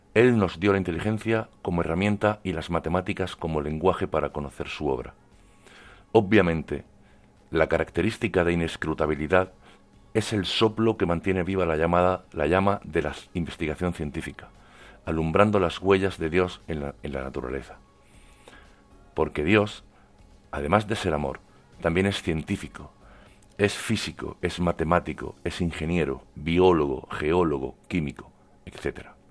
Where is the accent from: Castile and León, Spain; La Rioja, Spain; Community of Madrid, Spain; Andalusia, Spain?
Andalusia, Spain; Cuevas del Almanzora; moved away as an adult; now in Puerto Rico; Aunque soy de Cuevas de Almanzora, en Almería, llevo ya algunos años desempeñando mi trabajo en Puerto Rico.